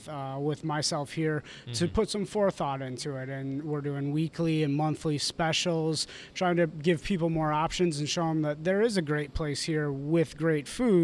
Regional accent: Huntley, Illinois, United States; Originally, we kind of moved around, but we settled in a little farm town called Huntley, about an hour and a half northwest of Chicago, right on the Wisconsin border.

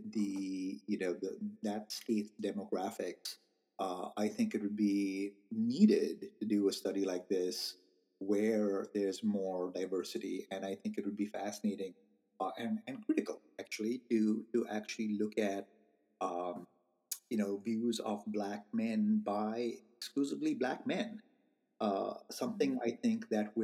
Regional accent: India; now in United States; I am Indian. I was born in India and I'm Indian American.

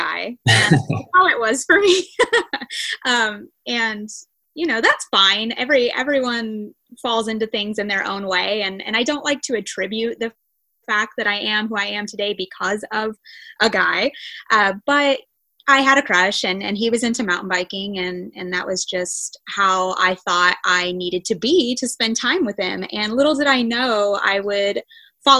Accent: Springfield, Missouri, United States; I grew up here in Springfield, Missouri, predominantly. We did move around a little when I was young, but for the most part, I've spent all of my life in Missouri

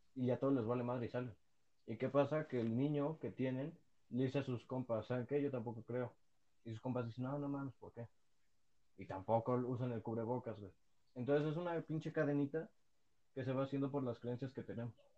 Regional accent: Mexico; somos los mexicanos

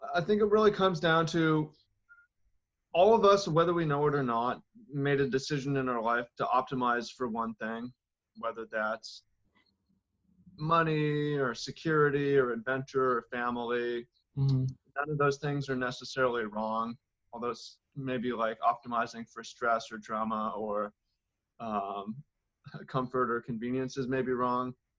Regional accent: Seattle, Washington, United States; I grew up in Seattle, and it was a bit rough for me

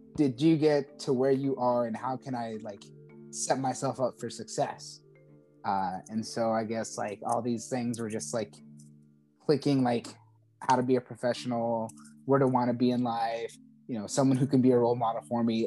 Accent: Charleston, South Carolina, United States; I'm from Charleston, South Carolina

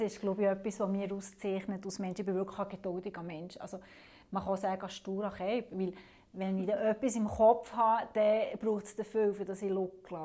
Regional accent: Alterswil, St. Antoni and Tafers, Fribourg, Switzerland; dort, wo ich herkomme, also das sind drei Gemeinden, das ist Alderschwil, Santoni und Tafers

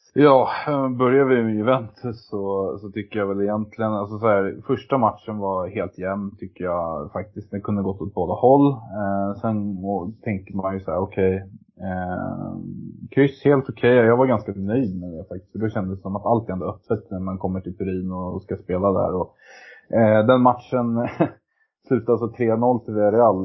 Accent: Sweden; now in Norway; jag var svensk

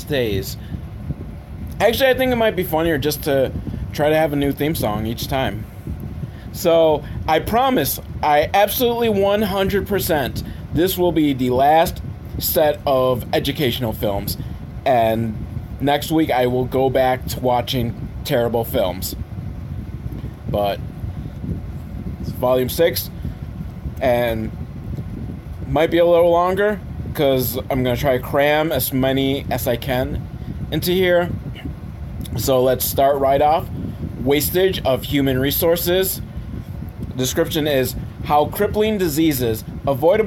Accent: Buffalo, New York, United States; I'm from Buffalo

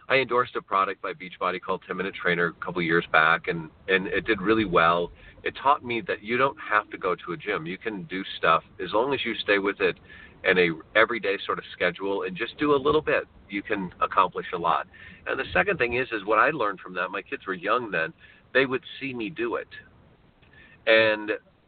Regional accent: Dubuque, Iowa, United States; moved away as an adult; also born or lived in Springfield, Missouri; now in Los Angeles, United States; I grew up in Iowa, in Dubuque

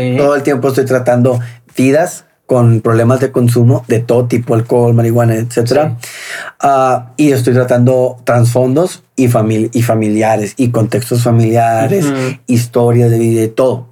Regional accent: Hermosillo, Sonora, Mexico; also born or lived in Ciudad Obregón, Sonora; nací en Obregón y a los, pero a los cinco años, más o menos seis años, entrando a la primaria, nos fuimos a vivir a Hermosillo.

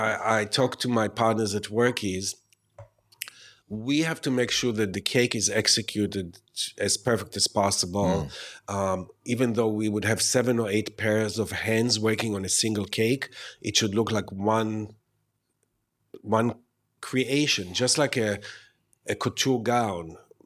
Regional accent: New York, United States; I'm a New Yorker.

